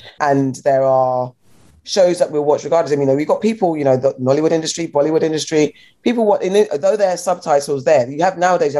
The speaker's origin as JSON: {"language": "English", "country": "Ghana", "said": "I'm not Nigerian, I'm Ghanaian."}